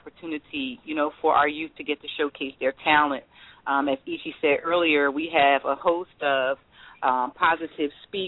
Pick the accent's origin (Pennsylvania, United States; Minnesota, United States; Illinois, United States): Pennsylvania, United States; Philadelphia; I'm from South Philadelphia